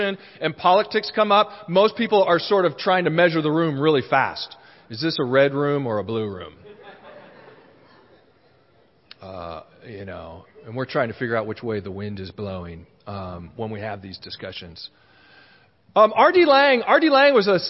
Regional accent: Honolulu, Hawaii, United States; I was born in Honolulu in Hawaii

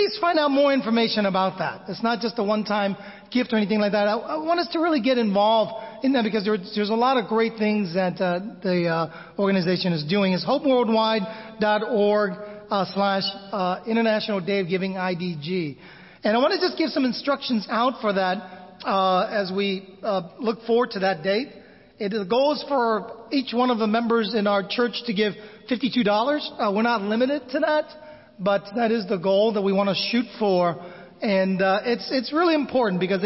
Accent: United States; moved away as an adult; also born or lived in Manila, Philippines; growing up in America

